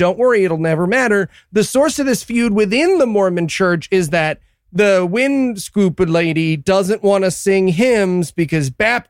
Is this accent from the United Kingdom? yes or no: yes; United Kingdom; And I wrote in my notes, March, for the record, as a British person, that's bad.